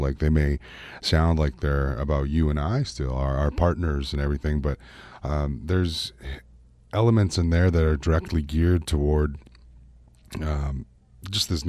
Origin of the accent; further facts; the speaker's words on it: Canada; I am Canadian singer-songwriter